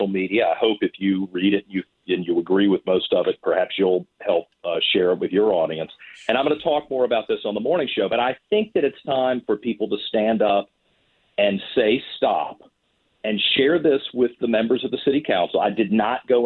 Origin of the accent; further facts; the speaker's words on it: Richmond, Virginia, United States; this is my hometown. I will always have a connection to Richmond